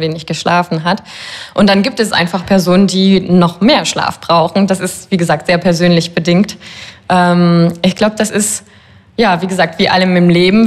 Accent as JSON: {"language": "German", "town": "Paris", "region": "Île-de-France", "country": "France", "said": "ich bin ja Französin"}